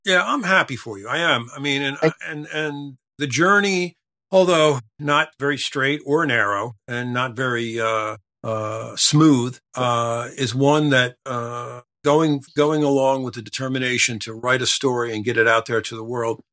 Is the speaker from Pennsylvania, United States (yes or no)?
yes; Norristown, Pennsylvania, United States; I'm, from the Philadelphia area. I grew up in Norristown